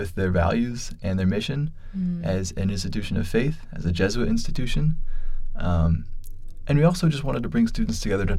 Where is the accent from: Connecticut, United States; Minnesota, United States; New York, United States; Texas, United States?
Minnesota, United States; Minneapolis; moved away as an adult; now in Omaha, United States; I'm originally from Minneapolis, Minnesota. And I grew up just outside of Minneapolis, actually